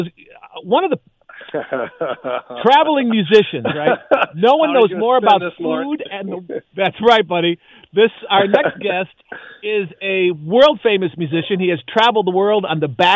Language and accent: English; Chicago, Illinois, United States; now in Los Angeles, United States; I'm from Chicago